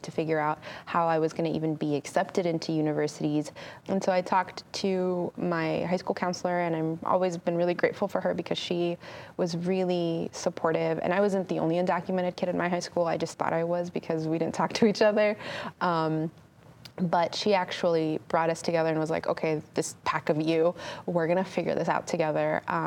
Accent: California, United States; growing up in California, I grew up in the 90s, I lived a pretty regular 90s kid life

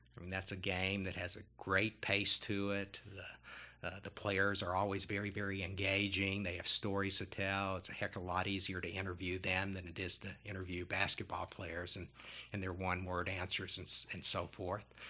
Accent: Kentucky, United States; I'm from Kentucky

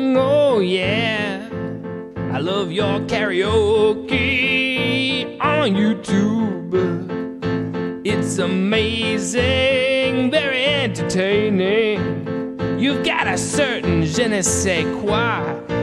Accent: Massachusetts, United States

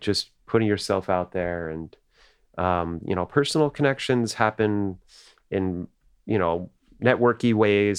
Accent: New Jersey, United States; we didn't really have that these Brooklyn accents, 'cause we grew up in New Jersey

